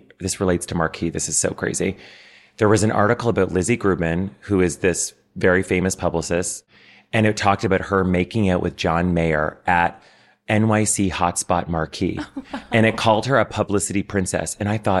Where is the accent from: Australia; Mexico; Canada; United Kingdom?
Canada; Ottawa, Ontario; moved away as an adult; now in New York, United States; So I grew up in Ottawa, which is the nation's capital